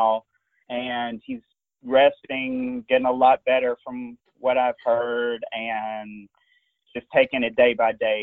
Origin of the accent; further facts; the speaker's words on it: Birmingham, Alabama, United States; moved away as an adult; now in Cleveland, United States; So originally I am from Birmingham, Alabama.